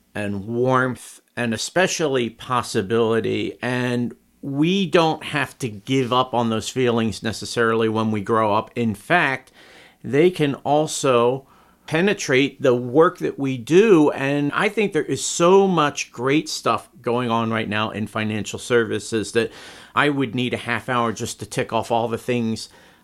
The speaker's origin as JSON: {"language": "English", "area": "near the Jersey Shore", "region": "New Jersey", "country": "United States", "tie": "born or raised there", "moved": "yes", "lives_now": "Chicago, United States", "said": "I grew up right near the Jersey Shore"}